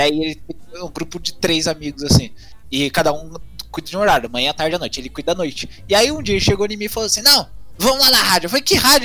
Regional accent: Minas Gerais, Brazil; accent: caipira; also born or lived in Campinas; eu sou aqui de Minas, perto lá de São Paulo, meu sotaque acaba

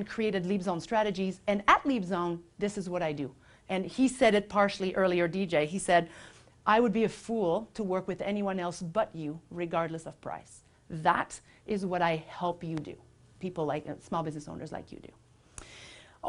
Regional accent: Quebec, Canada; now in Vancouver, Canada; my family back in Quebec, because I'm from Quebec, if you can't detect a little hint of something, of an accent

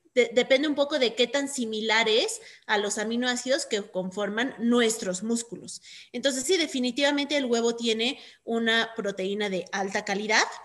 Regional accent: Mexico; nosotros como mexicanos de Estados Unidos

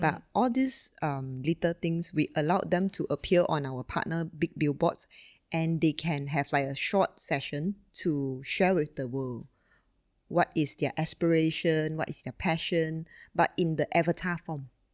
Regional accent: Sungai Petani, Kedah, Malaysia; born and raised in Malaysia, uh, in fact, in a really small town called Sungai Petani

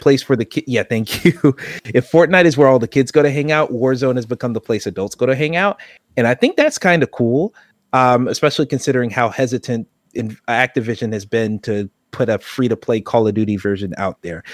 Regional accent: United States; I am American

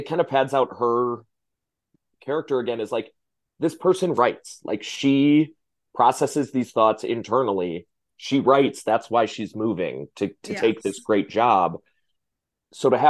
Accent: Midwest, United States; now in Washington, D.C., United States; I'm from the Midwest.

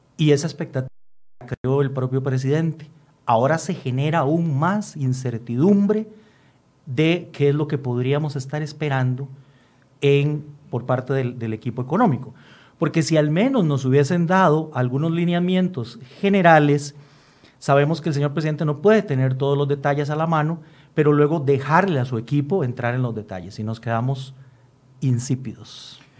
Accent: Costa Rica; como costarricenses

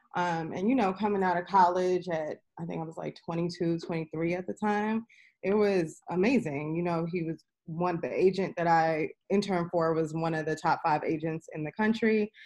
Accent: New York City, New York, United States; also born or lived in Harlem, New York; I am from New York, born and raised in Queens

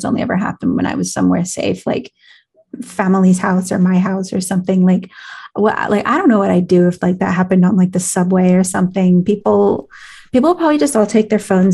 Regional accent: California, United States; accent: California; my California accent

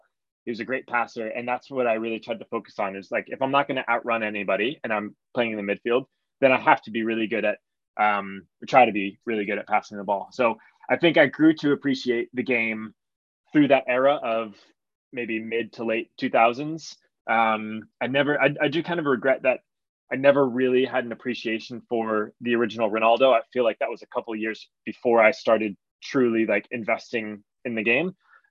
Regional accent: United States; And when I grew up in the States, so I'm 33 now. I was born in 1989.

